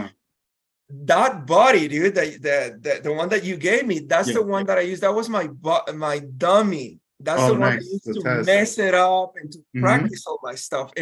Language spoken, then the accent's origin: English; Guatemala; moved away; I'm from Guatemala.